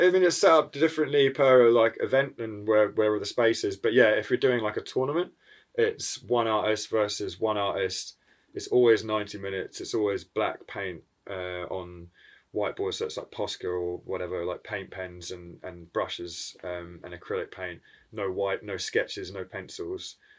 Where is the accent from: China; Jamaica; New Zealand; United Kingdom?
New Zealand; moved away; I'm from New Zealand originally, and then so I go back to that side of the world quite regularly